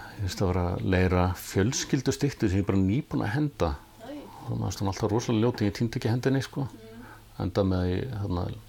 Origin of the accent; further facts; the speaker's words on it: Reykjavík, Capital Region, Iceland; Ég ólstu upp á Sogaveginum í Þýkörfi og, og eh, bjóð þar til alveg til tvítugs